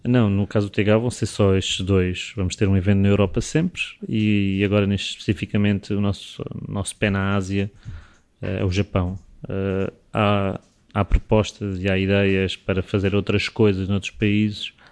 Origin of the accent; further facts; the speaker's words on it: Portugal; como português